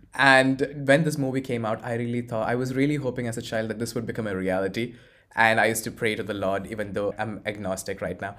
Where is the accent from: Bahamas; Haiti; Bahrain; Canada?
Bahrain; moved away as an adult; also born or lived in Kerala, India / Poland / Forlì, Italy; now in Italy; I grew up in Bahrain, but, uh, which is a small island near Saudi Arabia, but I originate from Kerala